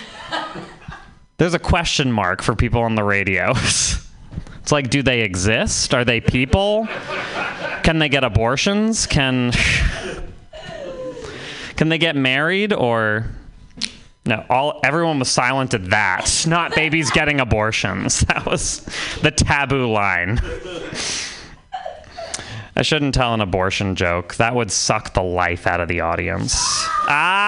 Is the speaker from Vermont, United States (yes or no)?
yes; Vermont, United States; I'm from Vermont